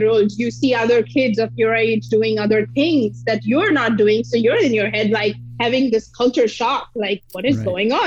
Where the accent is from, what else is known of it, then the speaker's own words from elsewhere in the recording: Mumbai, Maharashtra, India; I was born and brought up in Mumbai